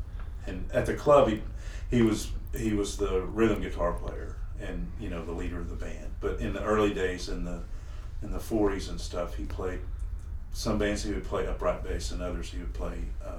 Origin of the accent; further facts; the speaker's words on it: Amarillo, Texas, United States; my dad was in the music business. He had a nightclub there in Amarillo for 30 some odd years.